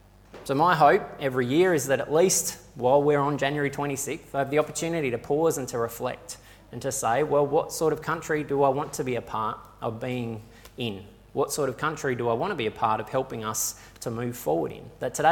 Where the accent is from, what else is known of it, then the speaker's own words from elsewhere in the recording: Australia; For a lot of us, we wrestle with what it actually means for our identity to be shaped by being Australian.